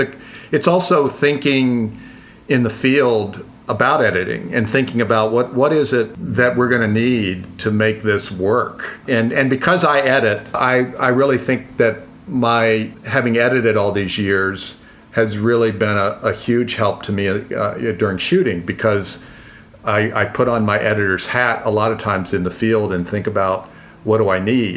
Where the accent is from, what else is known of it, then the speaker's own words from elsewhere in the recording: Hampton, Virginia, United States; moved away; I grew up in Hampton, Virginia, which is down on the Chesapeake Bay.